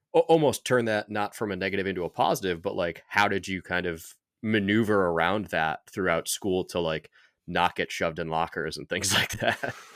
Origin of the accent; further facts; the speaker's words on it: New York, United States; I grew up in New York